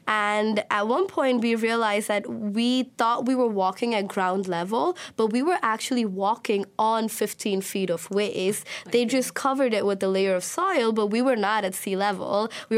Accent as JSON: {"language": "English", "country": "Oman", "tie": "born or raised there", "also_born_or_lived": "India", "said": "I was born in India, but I grew up in the Middle East. I grew up in Oman."}